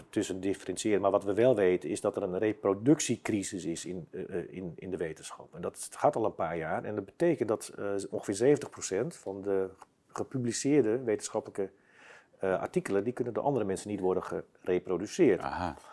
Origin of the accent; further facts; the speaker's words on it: Basel, Basel-Stadt, Switzerland; Dus ik ben, dan, ben, ik uit, ik ben uit Basel.